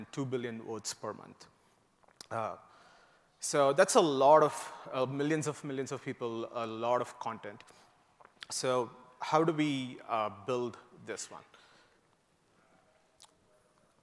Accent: India; moved away as an adult; also born or lived in Indiana, United States; now in United States; I grew up in India and moved to the US to work to do my master's at Purdue University

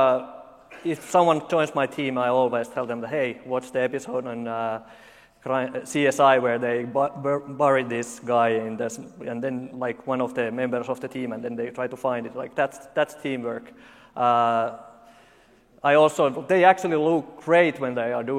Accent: Finland; I'm from Finland, this is how we talk.

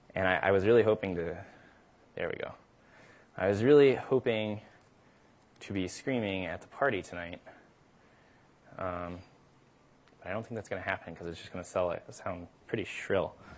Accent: the South, United States; I'm from the South

